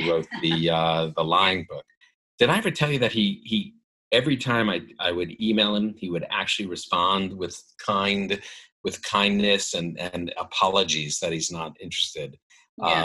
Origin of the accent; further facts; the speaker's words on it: New York City, New York, United States; I lived in New York. I grew up in New York City